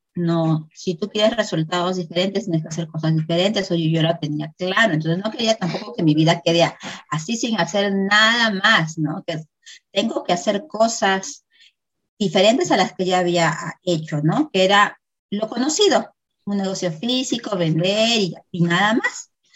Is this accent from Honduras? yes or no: no; Peru; Soy de Perú